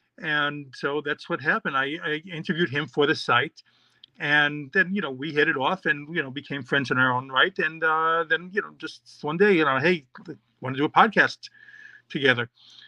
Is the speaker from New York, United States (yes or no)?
yes; New York, United States; born there; also born or lived in Mexico / Israel / Florida; I was born in New York, but, you know, I know you can't tell from the accent, but yes. But I've also lived in Mexico and Israel and Florida, all over the world.